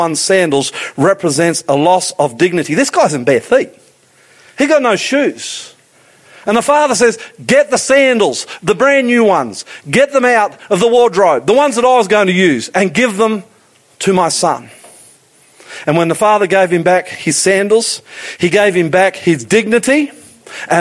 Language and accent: English; Queensland, Australia; moved away; I'm a Queenslander.